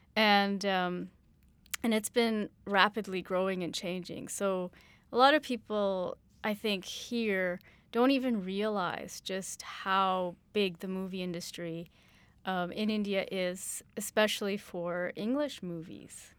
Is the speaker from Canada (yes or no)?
yes; Canada